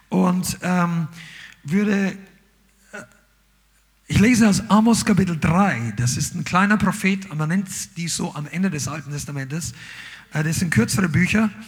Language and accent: German; Amberg, Bavaria, Germany; also wir sind in, in Amberg aufgewachsen, das war in der Oberpfalz und in Nürnberg gab es damals einen schönen Zoo.